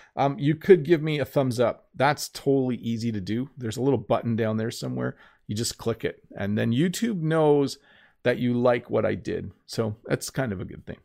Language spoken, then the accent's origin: English; Canada